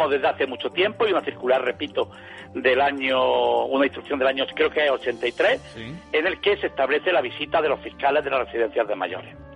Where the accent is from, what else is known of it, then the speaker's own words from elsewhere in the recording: Baeza, Andalusia, Spain; que mis hijos me traigan los virolos de Baeza, que yo soy de Baeza y estoy acostumbrado